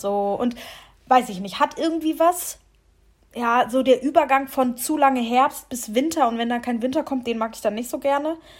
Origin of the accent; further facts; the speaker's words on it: Lower Saxony, Germany; moved away as an adult; now in Mannheim, Germany; zu Hause, wo wir herkommen